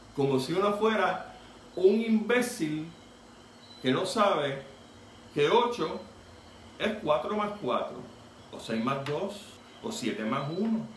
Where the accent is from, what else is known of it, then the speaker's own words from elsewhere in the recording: Puerto Rico; como puertorriqueño